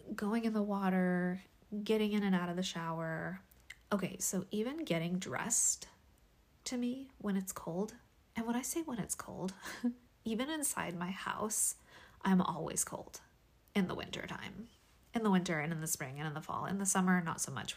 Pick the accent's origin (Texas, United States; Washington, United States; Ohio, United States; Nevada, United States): Washington, United States; born or raised there; now in California, United States